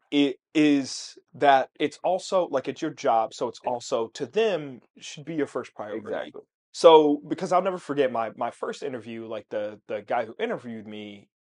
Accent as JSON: {"language": "English", "region": "Pennsylvania", "country": "United States", "lives_now": "Chicago, United States", "said": "came from Pennsylvania to Chicago"}